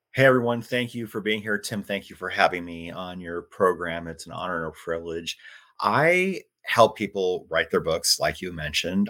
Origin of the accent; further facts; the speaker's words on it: Iowa, United States; moved away as an adult; also born or lived in Phoenix, Arizona; I grew up in Iowa and it's where I am now. Spent 26 years in Phoenix